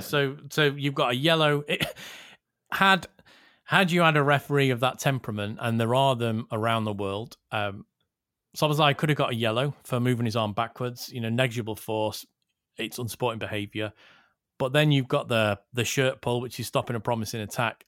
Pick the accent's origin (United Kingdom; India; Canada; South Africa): United Kingdom; Liverpool, North West England; I am born and bred in Liverpool.